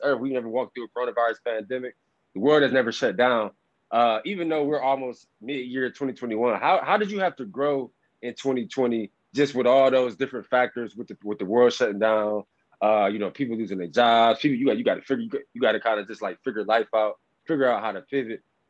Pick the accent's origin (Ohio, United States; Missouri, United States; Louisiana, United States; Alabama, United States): Ohio, United States; Cleveland; I grew up in Cleveland